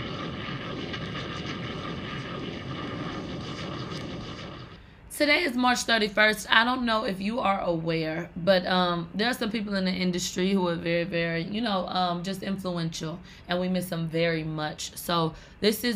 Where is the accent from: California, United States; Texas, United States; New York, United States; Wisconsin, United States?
Texas, United States; Houston; I'm from Houston, Texas